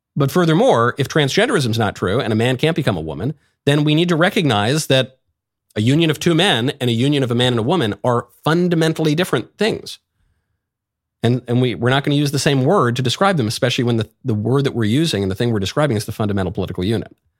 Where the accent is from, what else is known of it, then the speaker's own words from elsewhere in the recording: New York, United States; moved away; also born or lived in Los Angeles; I'm from New York. I lived in L